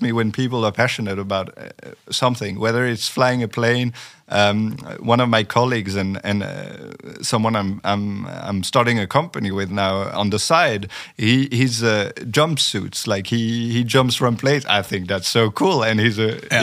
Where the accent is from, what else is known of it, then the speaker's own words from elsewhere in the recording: France; first language French; English is a second language; moved away as an adult; also born or lived in Sweden; I grew up in France for for twenty years, so so I, I, I am native in French